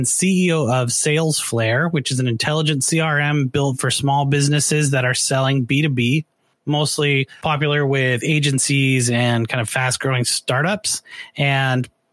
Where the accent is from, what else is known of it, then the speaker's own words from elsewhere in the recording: Canada; now in United States; I'm from Canada originally